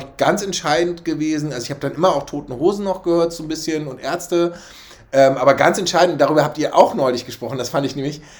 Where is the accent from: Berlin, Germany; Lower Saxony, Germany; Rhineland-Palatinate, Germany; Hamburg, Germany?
Hamburg, Germany; also born or lived in Schleswig-Holstein; ich bin in Altona groß geworden